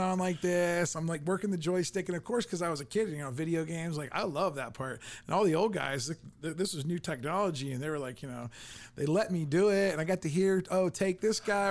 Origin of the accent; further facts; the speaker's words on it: Canton, Ohio, United States; I grew up in Canton, Ohio